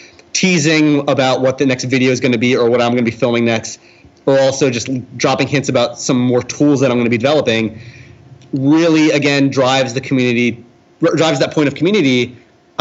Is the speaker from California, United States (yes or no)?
no; New Jersey, United States; I'm from South Jersey, where the area code was 856